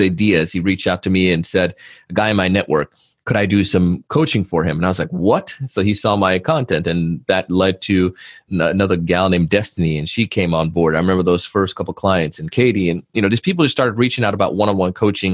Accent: Jamaica; as a kid growing up in Jamaica, our family had family shops

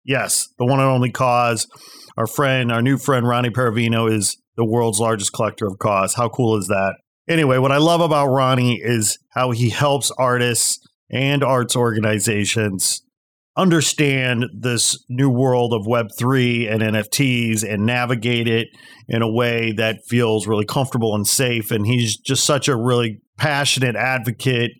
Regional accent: Chicago, Illinois, United States; I'm from the Chicagoland area

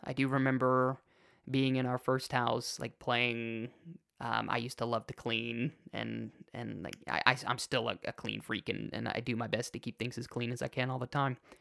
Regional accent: Chicago, Illinois, United States; I was born in Chicago

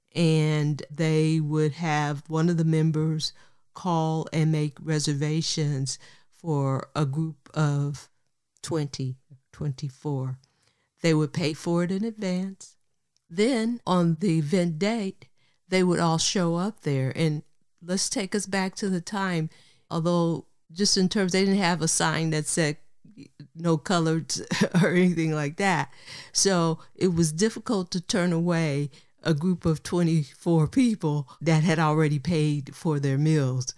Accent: Oakland, California, United States; born or raised there; also born or lived in Richmond, California / Berkeley, California

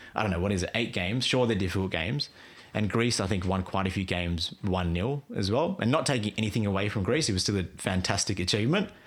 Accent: Australia; I grew up in Australia

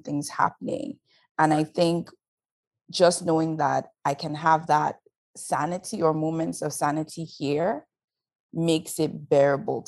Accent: Lagos, Nigeria; moved away as an adult; also born or lived in Edo State, Nigeria / Kogi State, Nigeria / Delta State, Nigeria (Itsekiri ancestry); now in Toronto, Canada; I grew up in Nigeria, born and raised. I was born in Lagos, went up to high school in Lagos

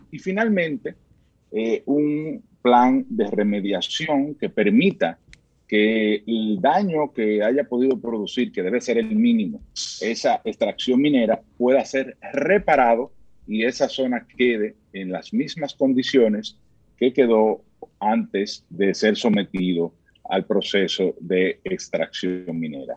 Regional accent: Dominican Republic; todos somos dominicanos

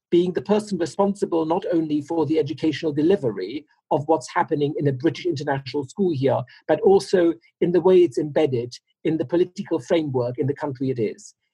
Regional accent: Russia; Uh, my parents were expats. Uh, they're long retired now, but it's, um, uh, I grew up in Russia.

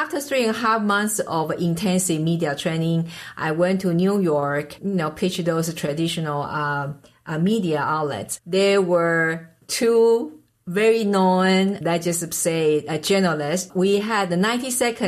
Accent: Taiwan; English is a second language; moved away as an adult; now in United States; I was born and raised in Taiwan

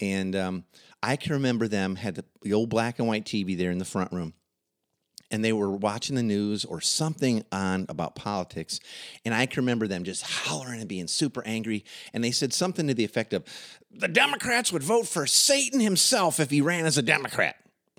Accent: Midwest, United States; Growing up in the Midwest, it would have not been rare or even peculiar to hear Christians commonly saying

